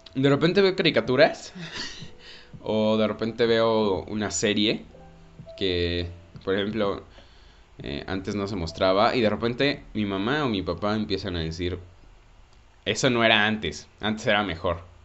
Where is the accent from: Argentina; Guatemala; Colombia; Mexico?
Mexico; todos los que somos cineastas mexicanos